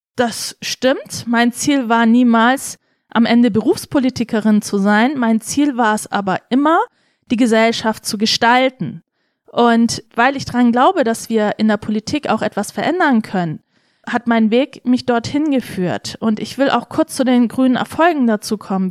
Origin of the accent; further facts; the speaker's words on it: Senden, Bavaria, Germany; also born or lived in Tokat, Turkey / Weißenhorn, Germany; Ich war in Weisenhorn auf dem Gymnasium, Grundschule in Senden